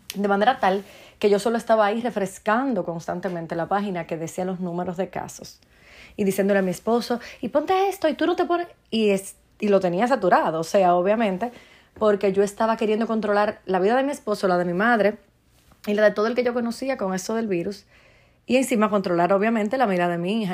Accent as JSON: {"language": "Spanish", "country": "Dominican Republic", "said": "en mi país, República Dominicana"}